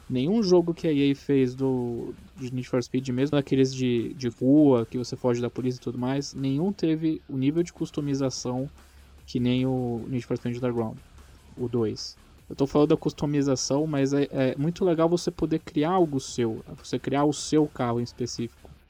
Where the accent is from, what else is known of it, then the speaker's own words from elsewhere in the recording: Niterói, Rio de Janeiro, Brazil; ele tem pista até em Niterói, cara. Eu consigo ver onde eu nasci